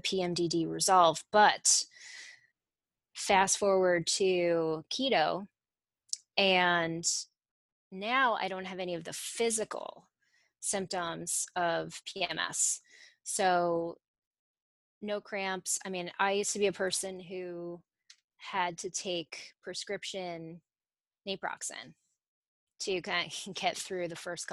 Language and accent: English; Italy; moved away; also born or lived in Connecticut; I grew up in Italy